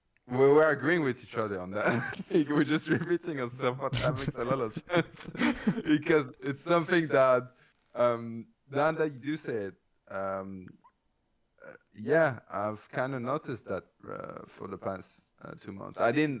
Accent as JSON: {"language": "English", "country": "Canada", "said": "Okay, so I am a chick. I am Canadian."}